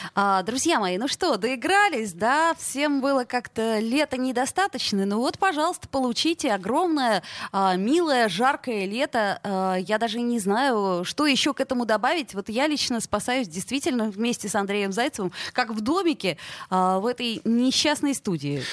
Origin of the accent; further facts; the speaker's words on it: Saint Petersburg, Russia; мы, петербуржцы